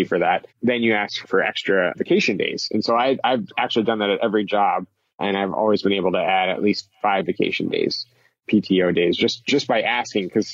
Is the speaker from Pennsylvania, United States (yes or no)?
yes; Philadelphia, Pennsylvania, United States; moved away as an adult; also born or lived in Columbia, Missouri; I'm from the Philadelphia area